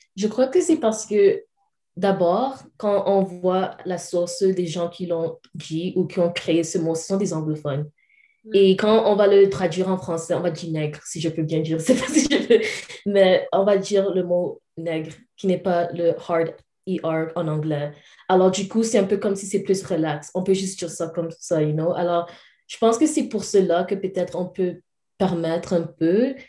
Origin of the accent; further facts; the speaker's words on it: Calgary, Alberta, Canada; also born or lived in Cameroon; en grandissant ici au Canada